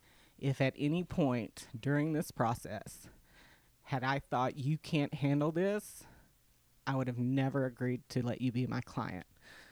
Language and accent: English; Richland Springs, Texas, United States; Richland Springs, Texas.